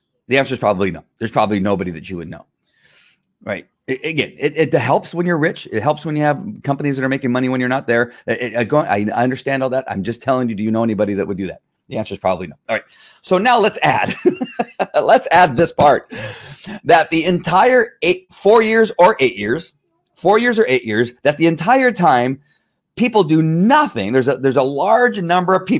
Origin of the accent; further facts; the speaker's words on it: United States; I'm an American